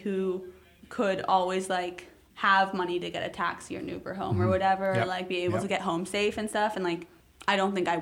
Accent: New York City, New York, United States; also born or lived in Chicago / Mexico City; because I've grown up here, because I've lived almost 15 out of 16 of my years, like, alive here.

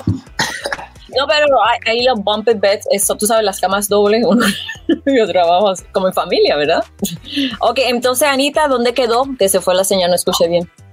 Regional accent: Puerto Rico; como puertorriqueña

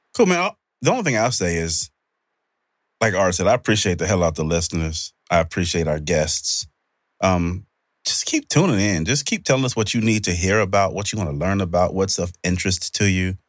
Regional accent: United States; this is where I was born. This is my country.

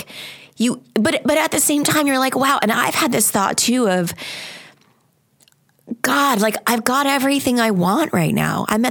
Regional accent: Long Island, New York, United States; I was born on Long Island

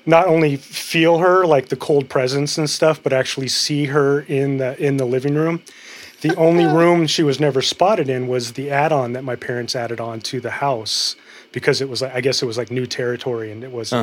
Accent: San Fernando Valley, California, United States; I grew up in the San Fernando Valley

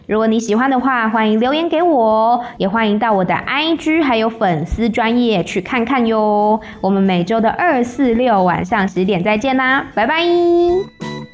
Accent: Taiwan; moved away as an adult; now in Thailand; 我一个台湾人就在泰国的银行讲韩文

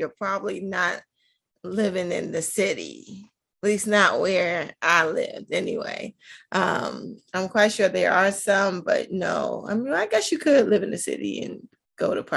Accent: Baltimore, Maryland, United States; also born or lived in Reisterstown, Maryland; I'm originally from Baltimore, Maryland. That's where I grew up. That's my hometown

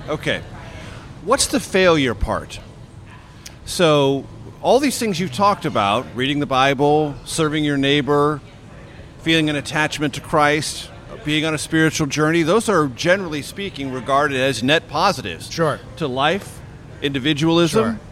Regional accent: San Diego, California, United States; growing up in San Diego, California

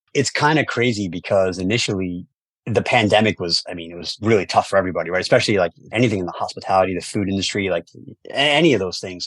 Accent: New York City, New York, United States; growing up in New York City

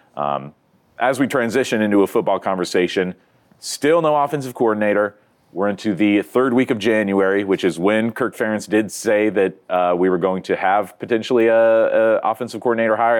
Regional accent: Iowa, United States; I was raised in Iowa

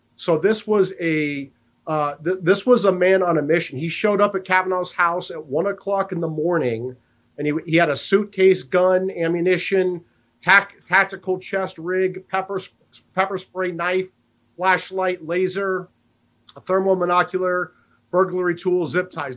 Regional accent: Iowa, United States; Chairman Chuck Grassley from Iowa, my home state senator

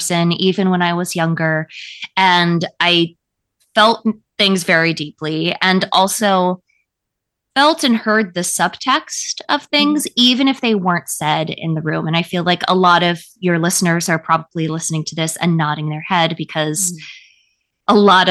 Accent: Calabasas, California, United States; I grew up in Calabasas

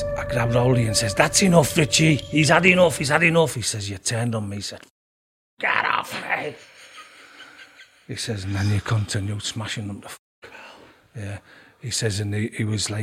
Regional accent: Hartlepool, North East England, United Kingdom; I was born in Hartlepool in 1964

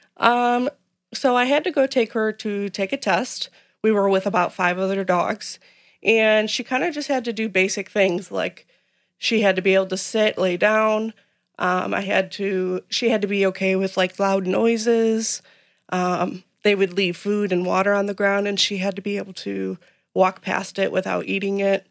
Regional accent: Manhattan, Illinois, United States; I grew up in Manhattan, Illinois

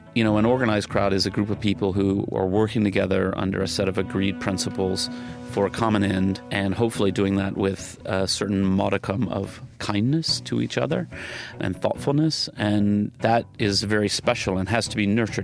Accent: Huntsville, Alabama, United States; moved away; growing up in the South

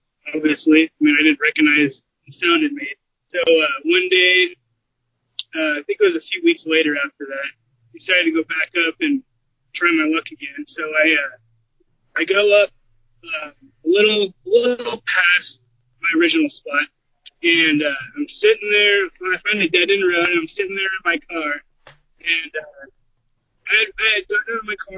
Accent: Portland, Oregon, United States; I'm from Portland, Oregon area.

